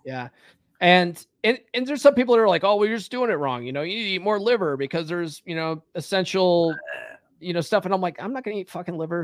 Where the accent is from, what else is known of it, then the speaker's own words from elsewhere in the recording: Conifer, Colorado, United States; moved away as an adult; also born or lived in California / Evergreen, Colorado; I actually grew up in Conifer